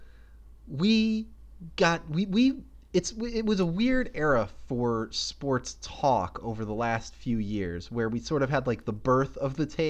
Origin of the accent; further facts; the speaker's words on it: New York City, New York, United States; I'm from New York City